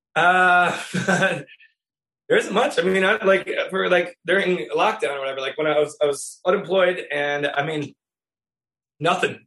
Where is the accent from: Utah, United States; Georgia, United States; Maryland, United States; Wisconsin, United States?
Wisconsin, United States; I'm from Wisconsin